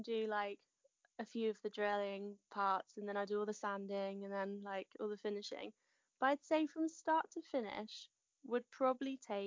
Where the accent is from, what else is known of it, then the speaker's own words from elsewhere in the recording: Hertfordshire, East of England, United Kingdom; moved away as an adult; now in West Sussex, United Kingdom; But originally I was in Hertfordshire and brought up in Hertfordshire.